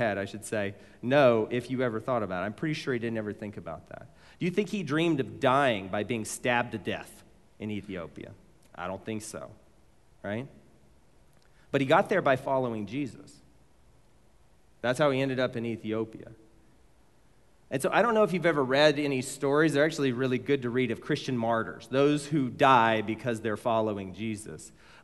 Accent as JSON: {"language": "English", "town": "Mesquite", "region": "Texas", "country": "United States", "tie": "born or raised there", "said": "I grew up in Mesquite"}